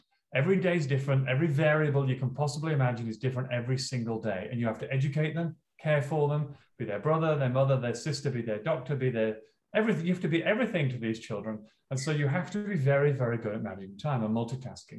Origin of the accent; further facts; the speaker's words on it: Leeds, Yorkshire and the Humber, United Kingdom; moved away as an adult; now in Australia; I'm from Northern England, and my hometown is Leeds